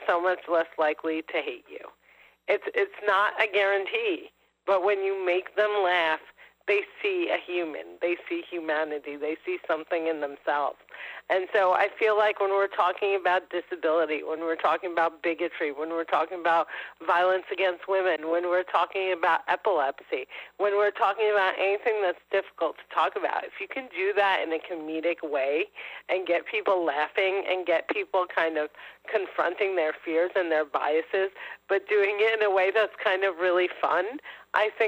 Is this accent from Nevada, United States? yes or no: no; New Jersey, United States; me and my 3 older sisters were all born in New Jersey. So, you know, we speak English, and we went to public school in New Jersey